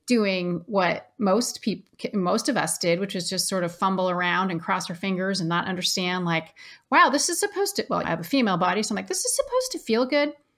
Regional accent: Ashland, Oregon, United States; I grew up in Ashland, Oregon, which is pretty liberal.

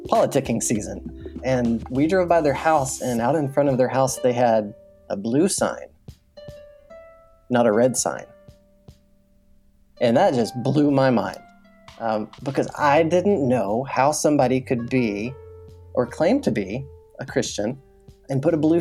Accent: West Texas, United States; I grew up in Texas, out in West Texas, a small farming community

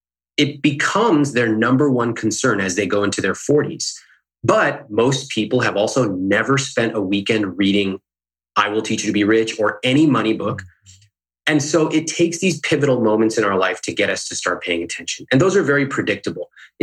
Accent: Sacramento, California, United States; born or raised there; now in Los Angeles, United States

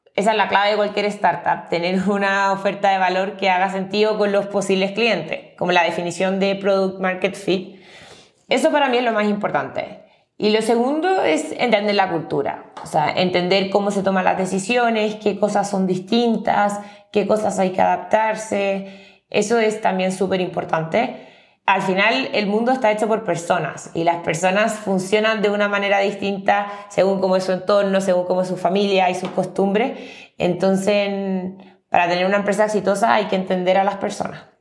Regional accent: Chile; moved away as an adult; now in Mexico City, Mexico; yo soy de Chile, que es un país mucho más pequeño

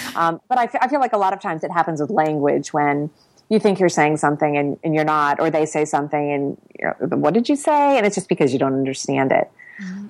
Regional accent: Ohio, United States; moved away as an adult; also born or lived in Washington D.C. / Tbilisi / Quito / Kyiv; now in Asunción, Paraguay; I grew up in Ohio on a on a small organic farm with hippie parents

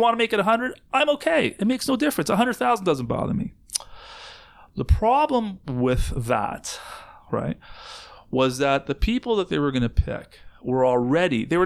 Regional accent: Canada; I, as a Canadian, live in this country

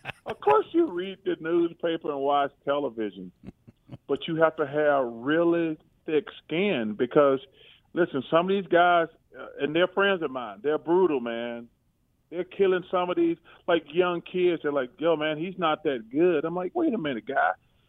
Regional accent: Alabama, United States; growing up in Alabama

